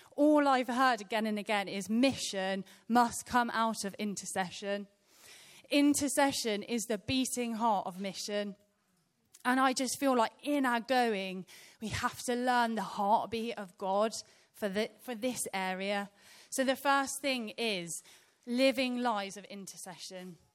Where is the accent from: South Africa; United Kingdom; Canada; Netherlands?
United Kingdom; Birmingham, West Midlands; I was born in Birmingham in a, in a place called Rotten Park.